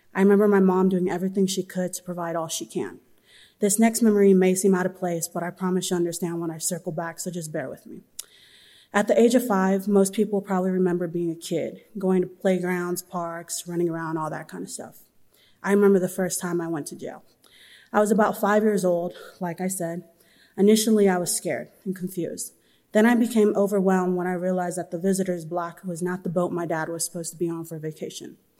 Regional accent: Southern California, United States; I'm from Southern California.

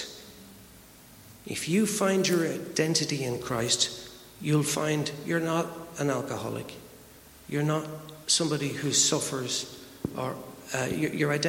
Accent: Ireland; I'm Irish

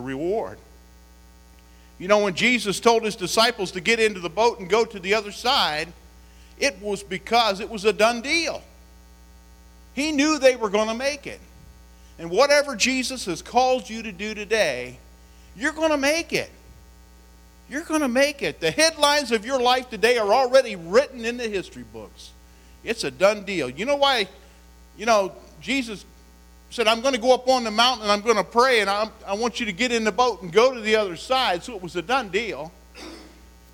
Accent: West Virginia, United States; I come from West Virginia

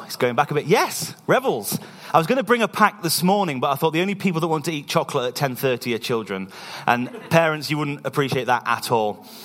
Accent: East Midlands, United Kingdom; moved away as an adult; now in Scotland, United Kingdom; we're from the East Midlands in England, and we've been living in Scotland for about two years

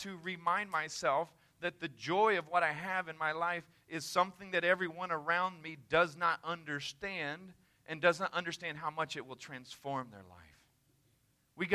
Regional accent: the South, United States; I'm from the South

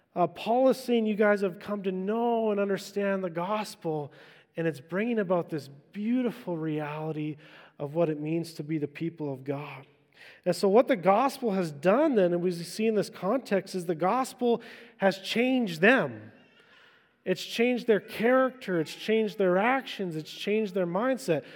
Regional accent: Vancouver Island, British Columbia, Canada; I'm an island boy. I grew up in Vancouver Island

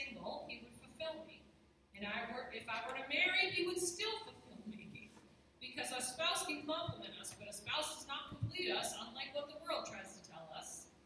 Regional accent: New Hampshire, United States; I'm from New Hampshire

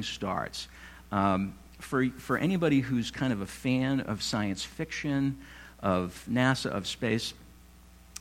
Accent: North Walpole, New Hampshire, United States; I grew up in North Walpole in the mid-70s

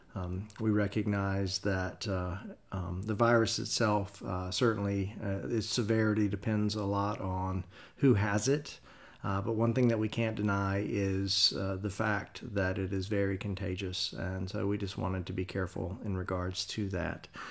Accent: the South, United States; growing up in the South

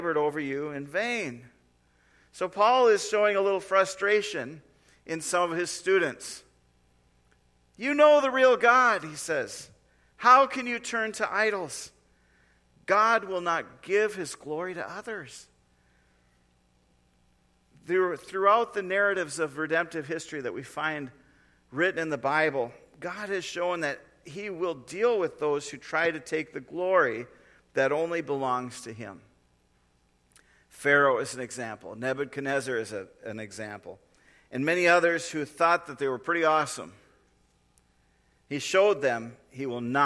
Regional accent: North Dakota, United States; moved away; I grew up in North Dakota

